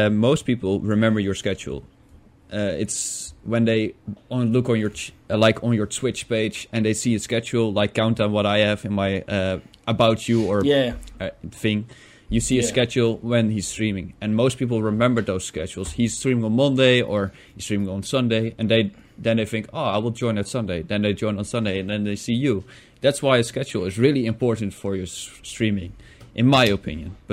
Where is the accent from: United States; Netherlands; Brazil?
Netherlands; English is a second language; you can hear I'm not from England or something like that. I'm from the Netherlands